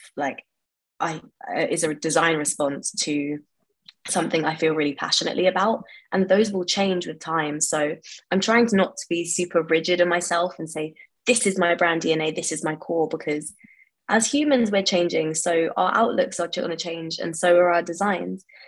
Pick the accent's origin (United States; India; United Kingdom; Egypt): United Kingdom; London; I grew up in West London um, and I've lived here pretty much all my life